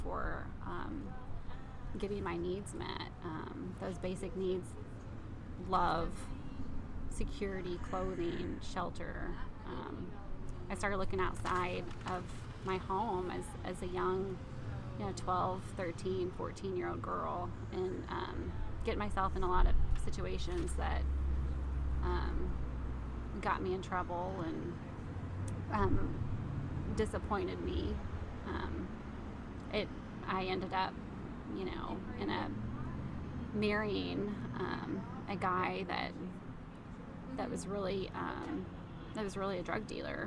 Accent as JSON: {"language": "English", "town": "New Albany", "region": "Indiana", "country": "United States", "tie": "born or raised there", "said": "I grew up here in Indiana, small little town, New Albany"}